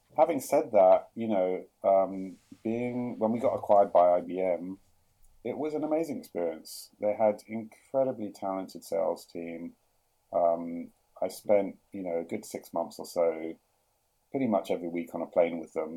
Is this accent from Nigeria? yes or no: no; London, United Kingdom; moved away as an adult; also born or lived in Jerusalem, Israel / New York, United States; now in Sydney, Australia; I grew up in London, which you probably tell by the accent, but we actually spent 10 years in Israel